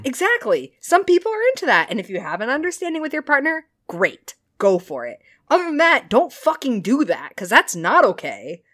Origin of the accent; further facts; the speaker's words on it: Chesterfield, New Hampshire, United States; I grew up in Chesterfield, New Hampshire, and I went to farm camp